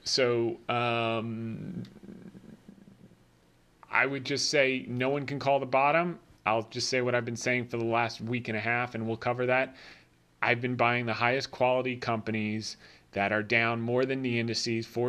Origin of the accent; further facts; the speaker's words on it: New Jersey, United States; I grew up in Jersey